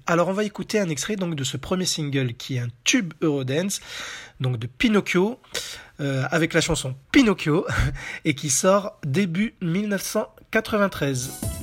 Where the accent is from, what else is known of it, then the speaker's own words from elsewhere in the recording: France; chez nous en France